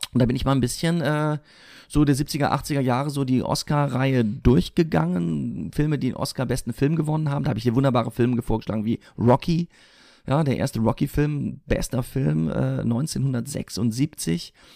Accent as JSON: {"language": "German", "town": "Siegen", "region": "North Rhine-Westphalia", "country": "Germany", "tie": "born or raised there", "moved": "yes", "said": "in meiner Heimatstadt in Siegen"}